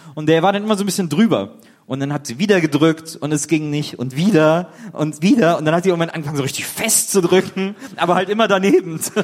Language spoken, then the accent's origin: German; Wesseling, North Rhine-Westphalia, Germany; moved away; also born or lived in Cologne; ich bin ja in Wesseling aufgewachsen und früh habe ich in Köln gelebt